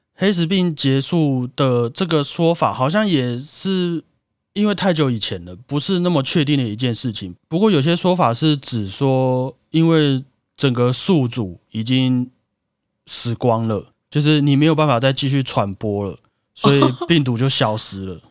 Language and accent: Chinese; Taiwan; 我们台湾人的默契